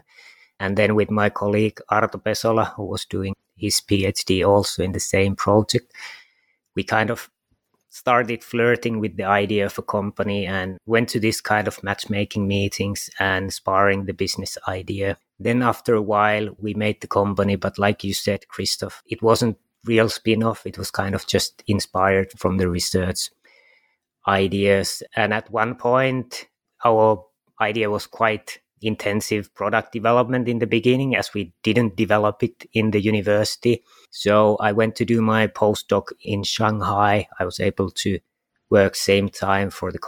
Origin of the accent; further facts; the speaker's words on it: Kajaani, Kainuu, Finland; I was born in Kajaani, which is 2 hours south from